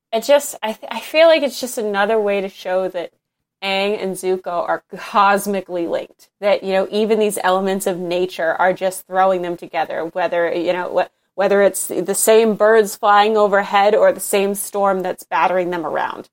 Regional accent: Northeast, United States; I'm from the Northeast in, in America

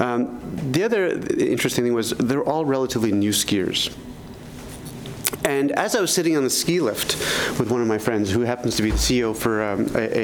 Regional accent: Canada; now in Boston, United States; Even as a Canadian

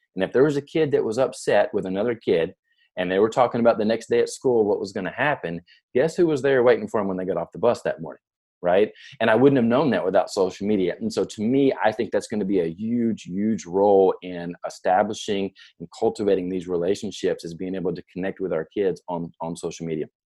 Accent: near Nashville, Tennessee, United States; I grew up in near Nashville, Tennessee

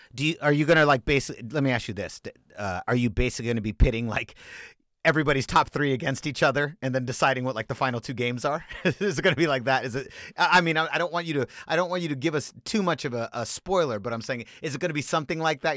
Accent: San Francisco, California, United States; As a San Francisco diehard native

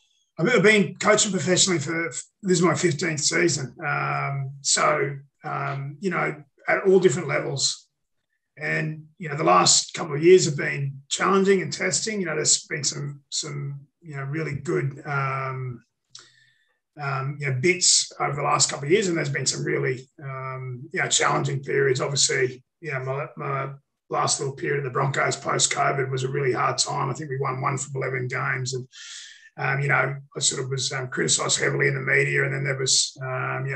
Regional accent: Central Queensland, Australia; also born or lived in Rockhampton, Australia / Northern Beaches, Sydney, Australia; now in Sydney, Australia; I'm from Central Queensland

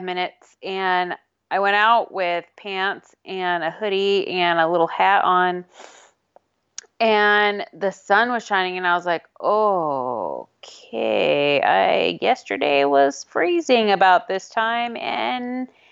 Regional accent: California, United States; moved away; I'm from California

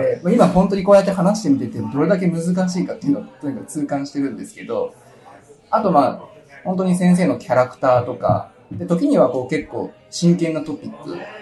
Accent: Nagano, Japan; 出身は長野県です。

